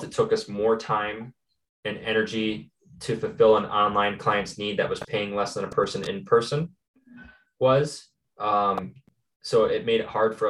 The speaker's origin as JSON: {"language": "English", "town": "Tomah", "region": "Wisconsin", "country": "United States", "tie": "born or raised there", "said": "I'm originally from Tomah, Wisconsin"}